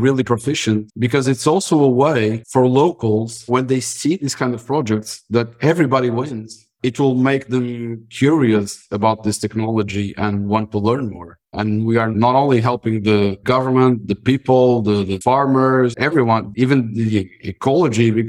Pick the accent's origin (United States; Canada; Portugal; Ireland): Portugal; Madeira; I'm a Madeiran, born and raised